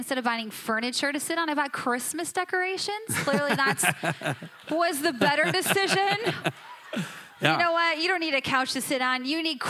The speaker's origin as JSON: {"language": "English", "region": "Minnesota", "country": "United States", "tie": "born or raised there", "said": "I was raised in Minnesota. It's the land of the passive-aggressive form of communication"}